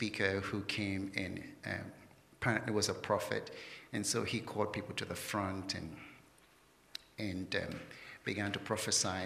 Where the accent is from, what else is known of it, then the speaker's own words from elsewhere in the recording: London, United Kingdom; moved away as an adult; I was born in London